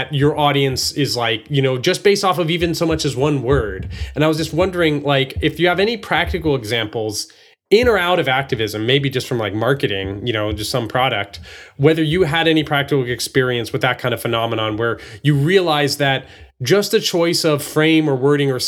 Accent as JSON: {"language": "English", "region": "Texas", "country": "United States", "tie": "born or raised there", "said": "I grew up in Texas and in places where, you know, just right wing was just the default."}